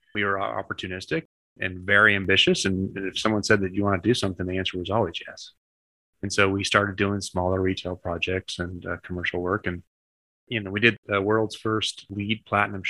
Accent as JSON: {"language": "English", "region": "Midwest", "country": "United States", "also_born_or_lived": "New York City", "moved": "as an adult", "said": "I was from the Midwest"}